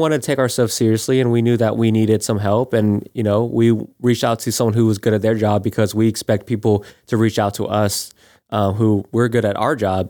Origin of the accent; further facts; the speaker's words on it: Florida, United States; we're both from, born and raised in Florida.